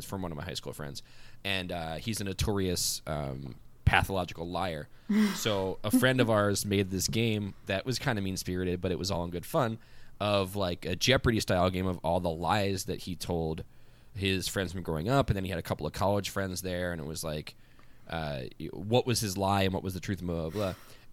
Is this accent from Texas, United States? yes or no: no; Philadelphia, Pennsylvania, United States; also born or lived in Ridley Park, Delaware County, Pennsylvania / Wildwood, New Jersey; I was born and raised in the Port Richmond section of Philadelphia until I was about 13